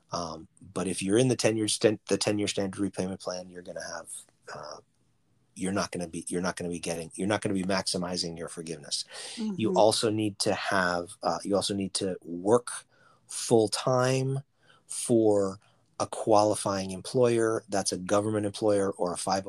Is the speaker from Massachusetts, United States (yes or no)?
yes; Boston, Massachusetts, United States; I'm from Boston, we call them parochial schools up here